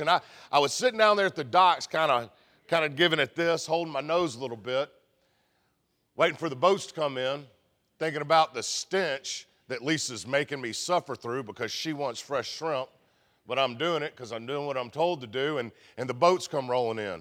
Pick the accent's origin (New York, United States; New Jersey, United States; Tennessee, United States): Tennessee, United States; Memphis; we're Southern, we're from Memphis